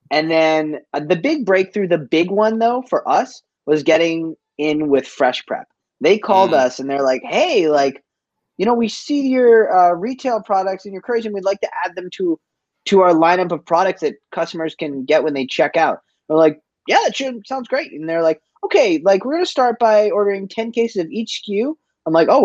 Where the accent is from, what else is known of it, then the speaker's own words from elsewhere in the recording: Boston, Massachusetts, United States; moved away as an adult; also born or lived in Cape Cod; now in Vancouver, Canada; I grew up in Boston. Like I was born in East Boston, and I moved to the suburbs for a bit.